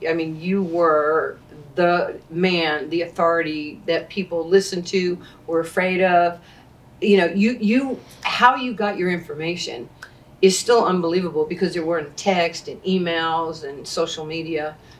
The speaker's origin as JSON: {"language": "English", "town": "New York City", "region": "New York", "country": "United States", "tie": "born or raised there", "said": "growing up in New York, you know, like in 73, 74"}